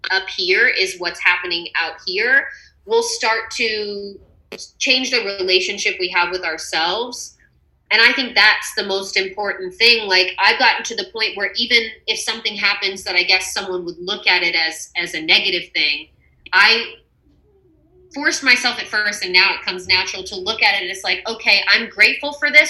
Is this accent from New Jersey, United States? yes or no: no; Texas, United States; Uh, it does remind me of being home.